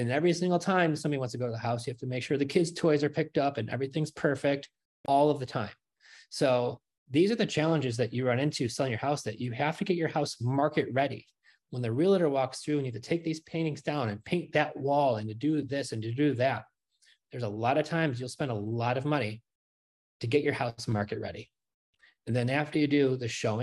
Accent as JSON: {"language": "English", "region": "New York", "country": "United States", "moved": "as an adult", "lives_now": "Florida, United States", "said": "We're from New York. We just moved here not even 2 weeks ago"}